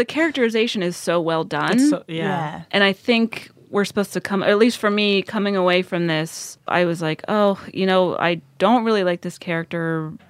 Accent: rural Pennsylvania, United States; I grew up in a small town in rural Pennsylvania, graduated only a year after Lady Bird's character did.

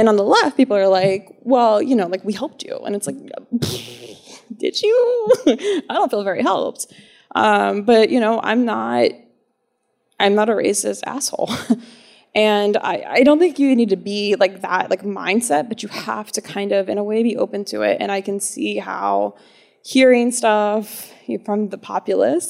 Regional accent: Alexandria, United States; also born or lived in Annapolis, Maryland; I'm from Alexandria

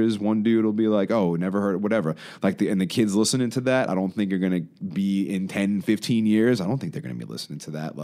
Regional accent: New York City, New York, United States; I grew up in Queens

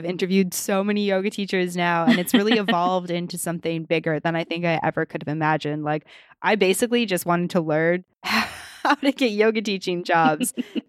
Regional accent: Western Canada, Canada; Like, I grew up in Western Canada and I was like, oh, Gone with the Wind?

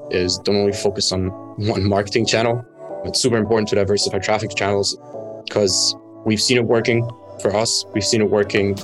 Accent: Germany; moved away as an adult; also born or lived in Dubai; now in Bali, Indonesia; born and raised in Germany, moved out from my hometown when I was 18

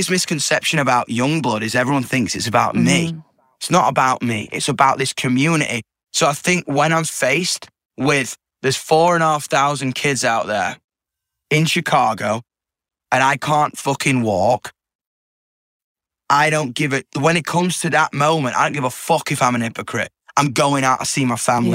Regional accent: Yorkshire and the Humber, United Kingdom; I'm from Yorkshire too

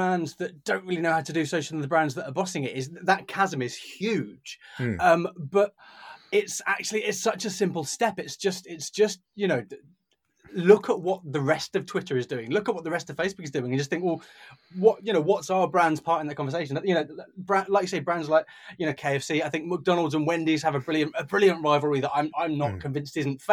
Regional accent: United Kingdom; we're British

